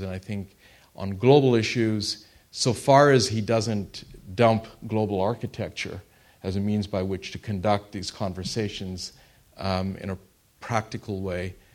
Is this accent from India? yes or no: no; Canada; I am Canadian